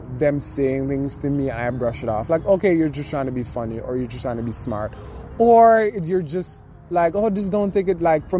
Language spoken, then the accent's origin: English; Jamaica; now in United States; Growing up in Jamaica